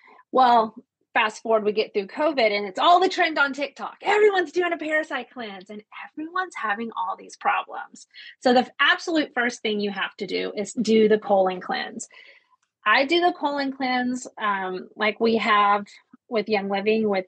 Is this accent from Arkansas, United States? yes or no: yes; Ozark Mountains, Arkansas, United States; moved away as an adult; also born or lived in Bahrain / Japan; I also grew up in the Ozark Mountains. I'm from Arkansas initially, grew up barefoot